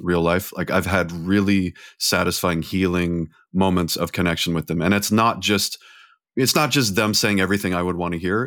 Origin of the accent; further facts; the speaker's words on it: California, United States; I grew up in California